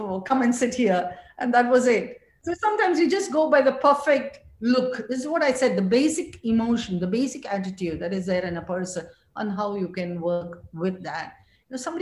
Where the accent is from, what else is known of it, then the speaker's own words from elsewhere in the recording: Thiruvananthapuram, Kerala, India; moved away as an adult; also born or lived in England; I was coming from a small town, Trivandrum, and I lived there all my life. Lived in Kerala, different parts of Kerala all my life, and then went to England